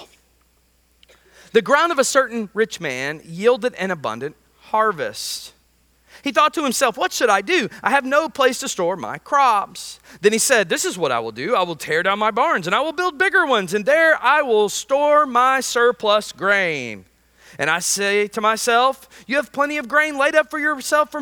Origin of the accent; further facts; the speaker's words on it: United States; as an American